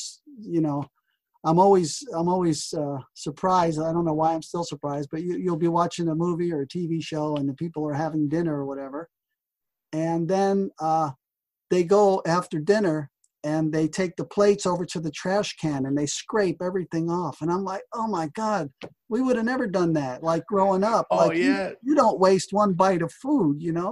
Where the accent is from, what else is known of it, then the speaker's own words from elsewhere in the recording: New Jersey, United States; even as a kid growing up in New Jersey